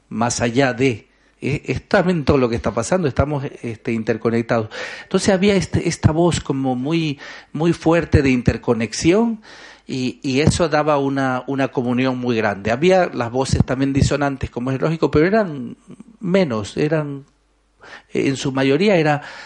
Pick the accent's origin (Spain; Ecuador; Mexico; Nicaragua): Ecuador; soy ecuatoriano